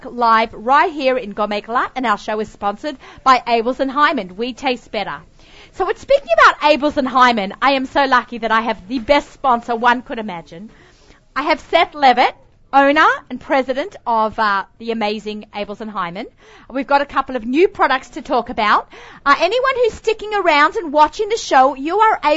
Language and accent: English; Australia; also born or lived in Woodmere, New York; now in United States; I'm Australian